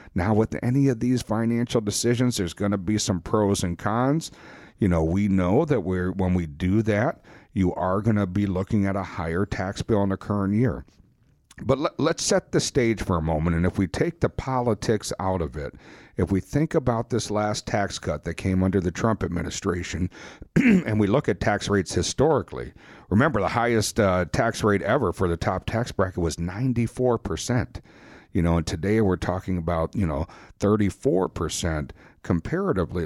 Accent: Wisconsin, United States; We're from Wisconsin

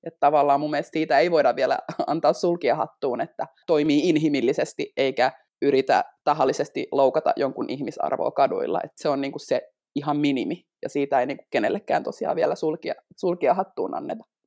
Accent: Finland; first language Finnish; mä puhun äidinkielenäni niin suomea, mä oon syntynyt Suomessa

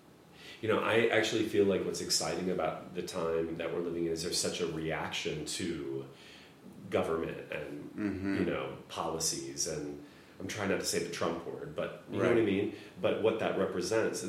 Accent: Midwest, United States; I was gay and I grew up in the Midwest

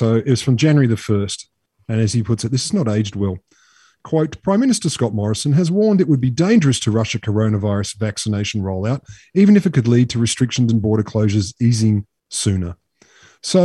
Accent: Australia; I'm an Australian citizen

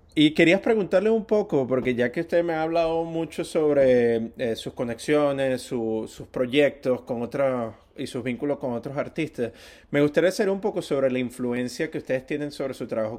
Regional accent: Venezuela; yo soy venezolano

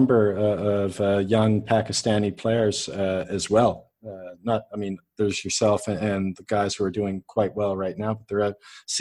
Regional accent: Canada; now in United Arab Emirates; Now I live, I'm Canadian, but I live in the UAE

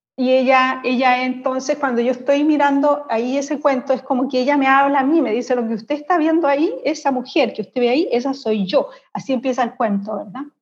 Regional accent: Concepción, Biobío, Chile; moved away as an adult; also born or lived in Santiago, Chile; now in Berlin, Germany; yo soy de Concepción

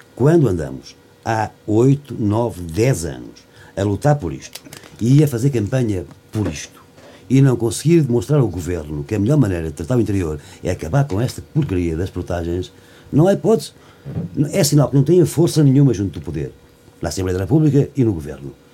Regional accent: Castanheira, Centro, Portugal; da minha aldeia, Castanheira e de outras zonas aqui da Guarda

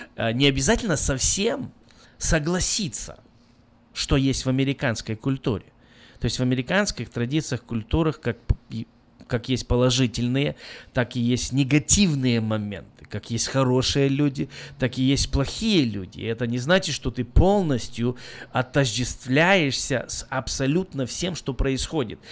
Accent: Belarus; now in United States; я сам из Беларуси

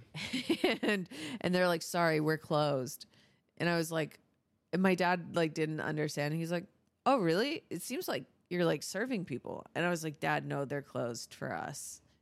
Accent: Florida, United States; born there; Dude, Florida is amazing. I was born in Florida. A lot of my family's from Florida, my dad's side.

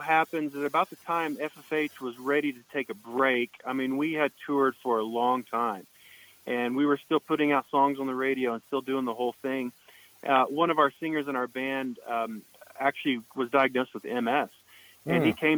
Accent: Oklahoma, United States; now in Santa Ynez Valley, United States; I grew up playing guitar in Oklahoma

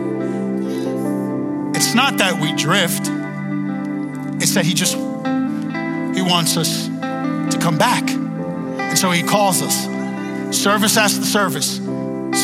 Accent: New York City, New York, United States; I was born and raised in Brooklyn, Queens

